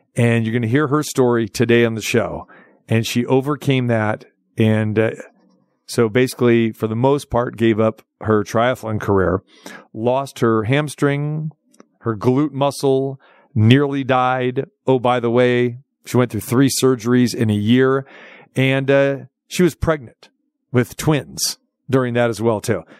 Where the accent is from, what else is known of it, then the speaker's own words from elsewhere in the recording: Sacramento, California, United States; moved away; Sac Town, my hometown, Sacramento